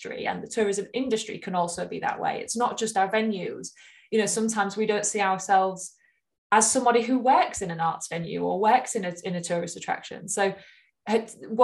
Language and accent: English; Hull, Yorkshire and the Humber, United Kingdom; moved away; I'm from Hull originally